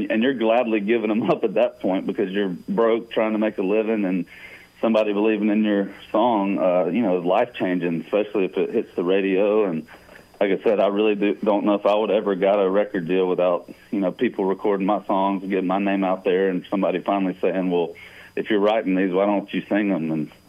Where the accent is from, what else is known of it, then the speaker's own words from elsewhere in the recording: Georgia, United States; just because I'm from Georgia